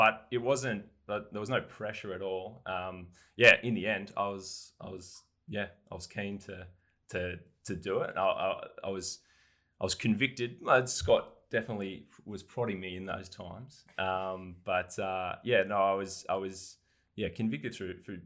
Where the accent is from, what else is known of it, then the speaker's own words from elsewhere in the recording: Darwin, Northern Territory, Australia; moved away as an adult; now in Newcastle, Australia; Yeah, I did my high school there.